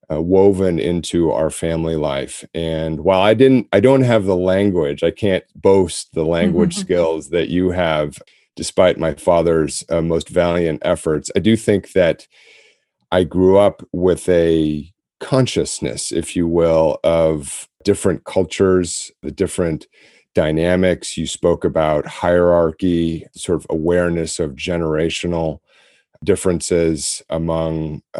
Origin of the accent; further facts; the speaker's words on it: United States; But I do think it was really more growing up in America, often in suburbs.